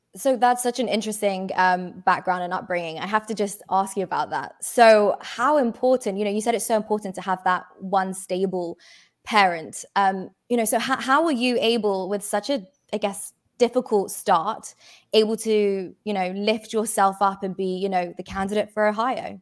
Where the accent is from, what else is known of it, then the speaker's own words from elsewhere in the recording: United Kingdom; I'm British